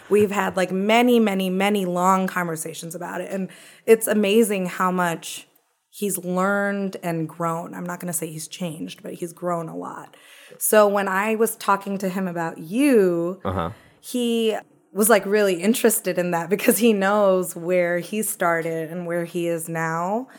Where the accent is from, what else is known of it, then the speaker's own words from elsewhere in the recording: Owensboro, Kentucky, United States; We're both born and bred in Kentucky